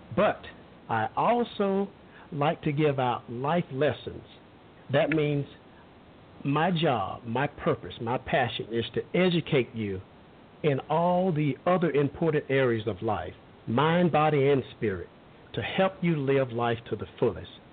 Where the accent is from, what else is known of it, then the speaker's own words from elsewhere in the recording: Alabama, United States; I grew up in Alabama